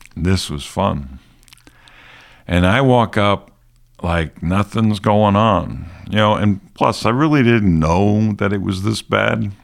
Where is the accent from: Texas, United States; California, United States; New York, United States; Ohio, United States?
New York, United States; New York City; accent: New York; moved away as an adult; also born or lived in Alabama; I grew up in New York City, fifties and sixties.